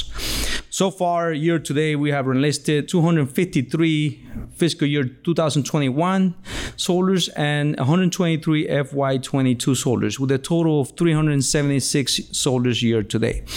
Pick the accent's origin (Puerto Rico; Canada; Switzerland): Puerto Rico; I was born in Puerto Rico, Boricua all the way.